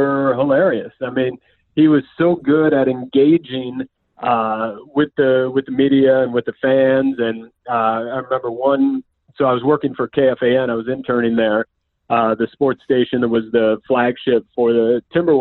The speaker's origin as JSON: {"language": "English", "region": "Minnesota", "country": "United States", "tie": "born or raised there", "said": "growing up in Minnesota"}